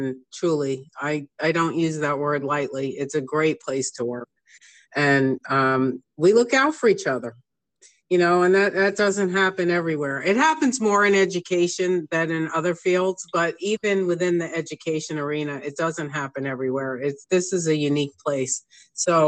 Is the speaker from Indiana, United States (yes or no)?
no; New York, United States; because I came from New York.